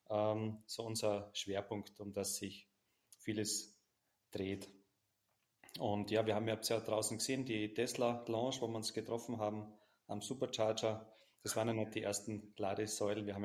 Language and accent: German; Styria, Austria; Ähm, ich komme ja aus, aus der Nähe von Graz, das ist ganz im, Süden, fast an der slowenischen Grenze.